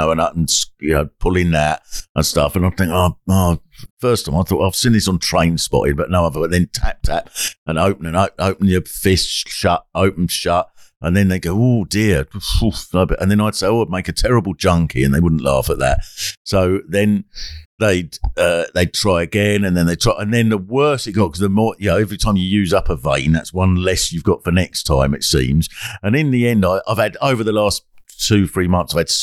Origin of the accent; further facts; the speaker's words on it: England, United Kingdom; we're English